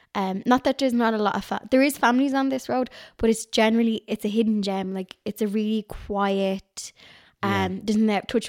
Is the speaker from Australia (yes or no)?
no; Dublin, Leinster, Ireland; So I come from... My mum was a townie and my dad was County Dublin.